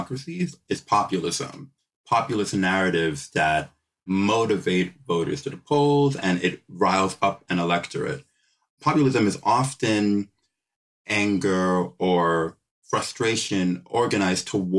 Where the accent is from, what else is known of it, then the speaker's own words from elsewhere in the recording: United States; now in United Kingdom; As an American living in the UK